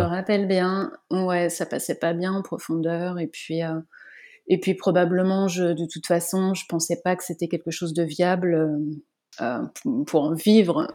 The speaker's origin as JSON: {"language": "French", "area": "Vendée", "region": "Pays de la Loire", "country": "France", "also_born_or_lived": "north of France", "lives_now": "Nantes, France", "said": "Je suis vendéenne"}